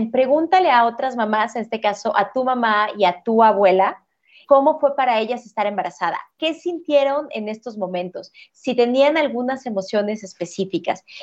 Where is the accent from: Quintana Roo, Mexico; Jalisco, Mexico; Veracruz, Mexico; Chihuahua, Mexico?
Jalisco, Mexico; Guadalajara; cuando visitaba mi, mi ciudad, yo soy de Guadalajara, cuando iba a Guadalajara era con mis otros abuelos maternos